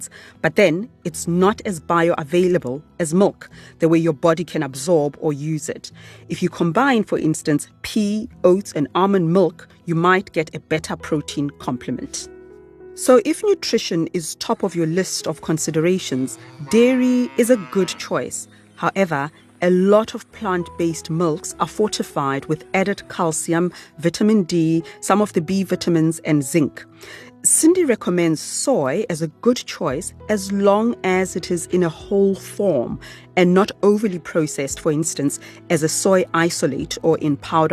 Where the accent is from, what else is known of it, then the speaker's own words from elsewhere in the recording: Soweto, Gauteng, South Africa; Where I grew up in Soweto